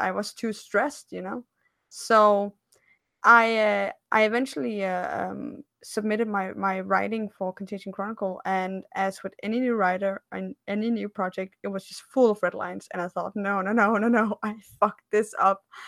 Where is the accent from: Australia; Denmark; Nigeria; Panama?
Denmark; I'm from Scandinavia, I'm from Denmark